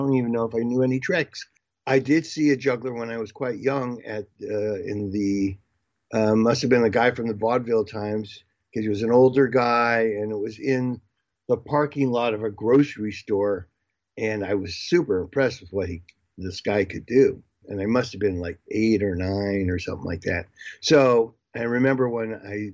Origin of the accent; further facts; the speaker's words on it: California, United States; also born or lived in Seattle, Washington / Pacific Northwest; we moved to California when I was in second grade